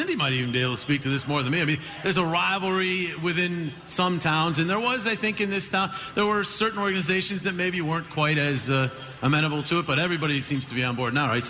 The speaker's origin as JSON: {"language": "English", "town": "Utica", "region": "New York", "country": "United States", "tie": "born or raised there", "moved": "yes"}